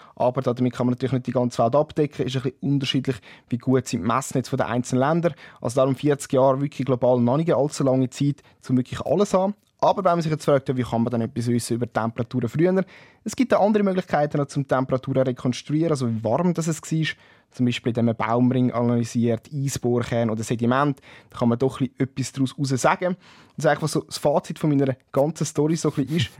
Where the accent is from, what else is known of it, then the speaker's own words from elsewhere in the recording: Switzerland; bei uns in der Schweiz